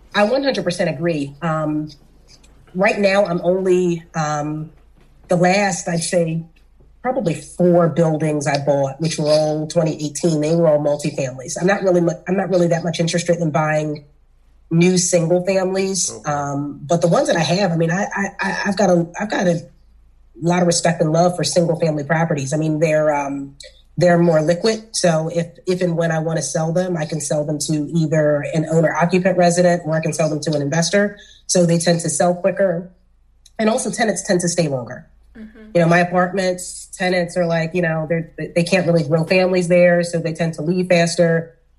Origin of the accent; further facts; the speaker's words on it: Philadelphia, Pennsylvania, United States; I'm from South Philly. I'm from the hood.